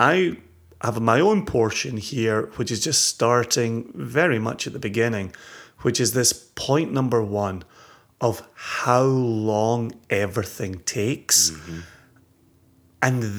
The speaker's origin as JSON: {"language": "English", "region": "Scotland", "country": "United Kingdom", "said": "As a Scottish person who is emotionally invested in Scottish single malt whiskies"}